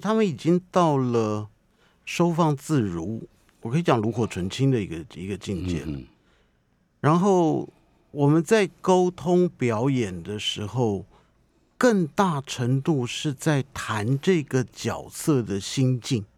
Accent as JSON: {"language": "Chinese", "region": "Taipei", "country": "Taiwan", "tie": "born or raised there", "said": "我的老家附近的场景"}